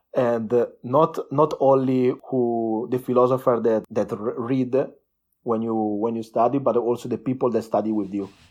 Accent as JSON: {"language": "English", "town": "Lumezzane", "region": "Lombardy", "country": "Italy", "tie": "born or raised there", "second_language": "English", "said": "I was born in a small town, uh, between Milano and Verona. It's called, uh, uh, Lumezzane, twenty K citizens"}